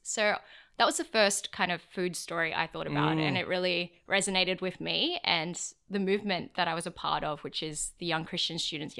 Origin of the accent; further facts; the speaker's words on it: Prairie Wood, New South Wales, Australia; So I grew up and in Prairie Wood in Fairfield area, and I went to school in Marylands.